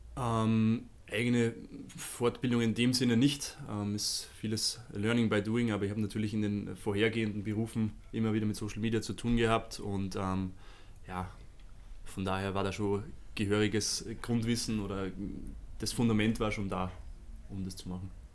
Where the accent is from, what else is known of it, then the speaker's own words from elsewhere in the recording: Vienna, Austria; moved away as an adult; now in Munich, Germany; ich bin ja gebürtiger Wiener und bin in Wien studiert